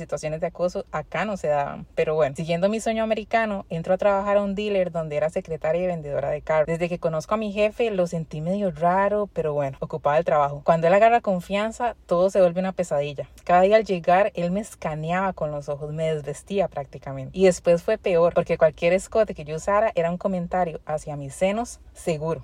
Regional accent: Costa Rica; moved away as an adult; now in United States; Soy una tica que vive en Estados Unidos hace casi tres años.

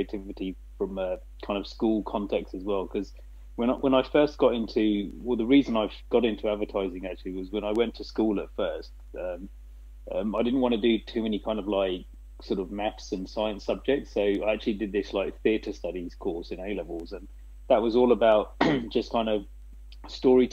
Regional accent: England, United Kingdom; now in Asia; coming from an Asian background as well, growing up in England

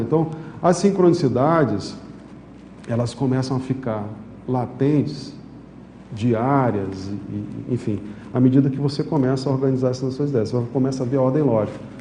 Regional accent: São Luís, Maranhão, Brazil; moved away; also born or lived in Manaus; eu morava em São Luís, eu sou maranhense

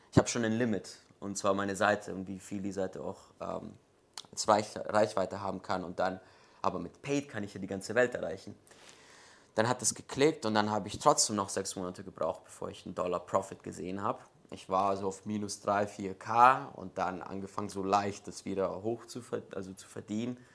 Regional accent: Munich, Bavaria, Germany; born there; Ähm, ja, also ich bin in München geboren.

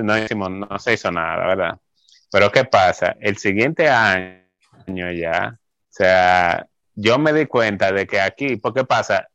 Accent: Santo Domingo, Dominican Republic; moved away as an adult; vengo de Santo Domingo y que vengo de, ser miembro de la iglesia

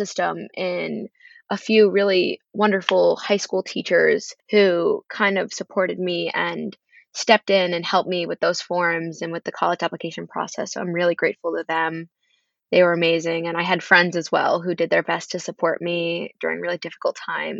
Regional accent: Carmel, New York, United States; moved away as an adult; I come from Carmel, New York, which is about an hour north of New York City

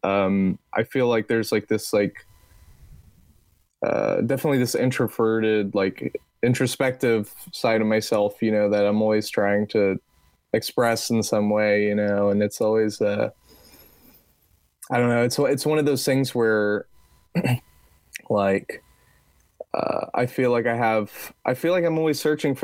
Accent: Texas, United States; accent: Texas; my Texas accent

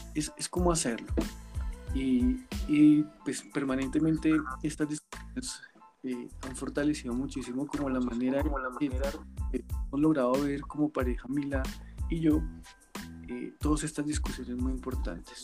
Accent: Colombia; nos da como sociedad colombiana

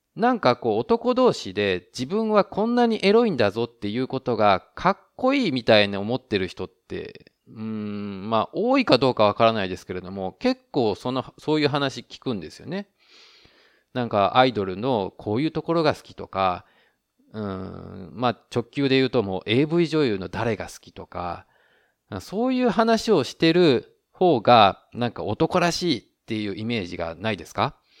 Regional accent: Japan; now in Taiwan; 台湾の彼と日本の僕台湾人パートナーを持つ日本人

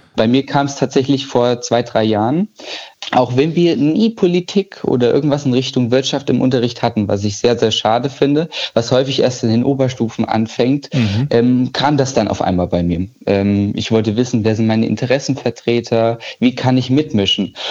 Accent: Gießen, Hesse, Germany; Ich komme ja ursprünglich aus Gießen

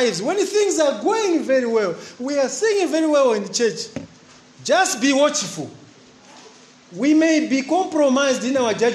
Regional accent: Mangochi, Southern Region, Malawi; also born or lived in Chingola, Zambia; I'm Ngoni from Fort Johnson, not Chipata, Fort Johnson

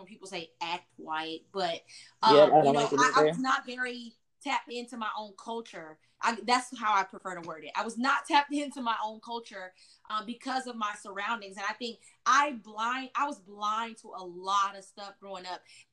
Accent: Chapel Hill, North Carolina, United States; also born or lived in Durham, North Carolina; now in Austin, United States; I grew up in Chapel Hill, North Carolina, which is a very white city.

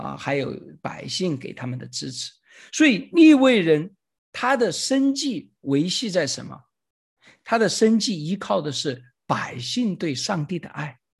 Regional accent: China; 实际上就相当于我们中国人说千千万万次一样

